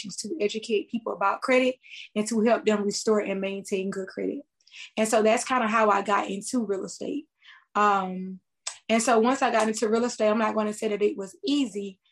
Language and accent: English; Lamar, South Carolina, United States; also born or lived in Florence, South Carolina; I am from Florence, but I am a native of Lamar, South Carolina.